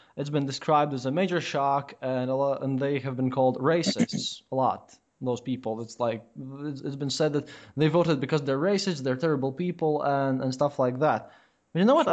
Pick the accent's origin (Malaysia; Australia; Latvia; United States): Latvia; I, I come from Latvia